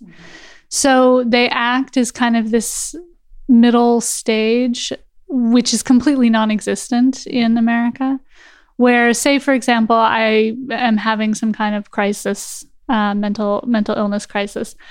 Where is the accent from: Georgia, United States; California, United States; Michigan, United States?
California, United States; Los Angeles; moved away as an adult; now in Germany; I'm born and raised in Los Angeles and lived there my entire life.